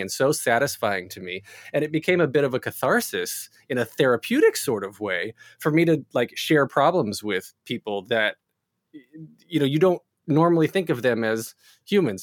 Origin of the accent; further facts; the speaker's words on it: North Carolina, United States; I grew up in in North Carolina